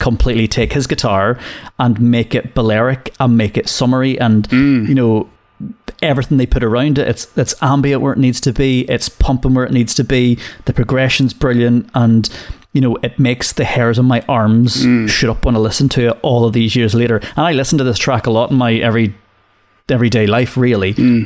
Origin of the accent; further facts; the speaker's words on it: Ireland; being Irish